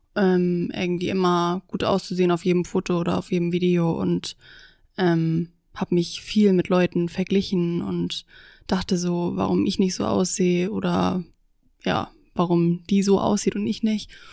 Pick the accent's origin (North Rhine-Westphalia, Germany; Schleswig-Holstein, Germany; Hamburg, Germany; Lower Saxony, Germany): Schleswig-Holstein, Germany; Busdorf; ich komme aus Bußdorf, das ist in der Nähe von Schleswig